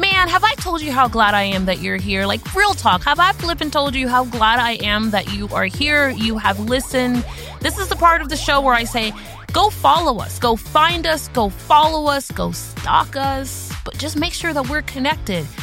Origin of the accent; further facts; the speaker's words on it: Miami, Florida, United States; I'm from Miami